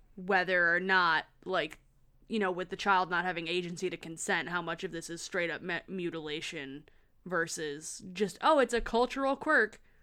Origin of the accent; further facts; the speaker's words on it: Lansing, Michigan, United States; Lansing. Shout out, my hometown.